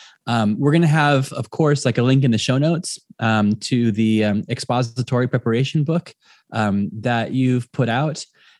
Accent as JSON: {"language": "English", "region": "Southern California", "country": "United States", "also_born_or_lived": "South of Ireland", "moved": "yes", "lives_now": "Ireland", "said": "Yeah, I'm originally from Southern California"}